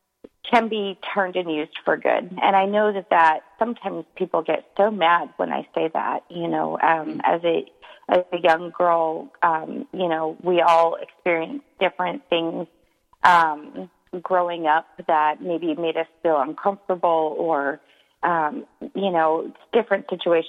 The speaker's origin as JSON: {"language": "English", "region": "East Coast", "country": "United States", "tie": "born or raised there", "said": "I was born on the East Coast"}